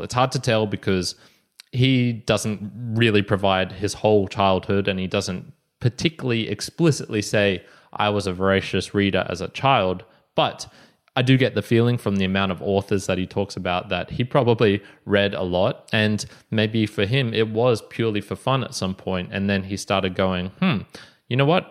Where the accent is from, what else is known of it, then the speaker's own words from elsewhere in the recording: Brisbane, Queensland, Australia; We're both from Brisbane, Australia